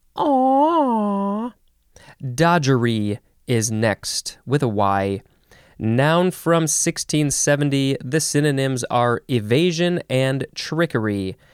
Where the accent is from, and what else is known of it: United States